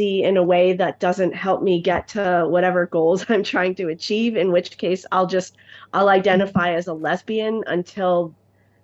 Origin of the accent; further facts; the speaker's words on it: Albany, New York, United States; I was born in Albany, New York, and I was born in 1972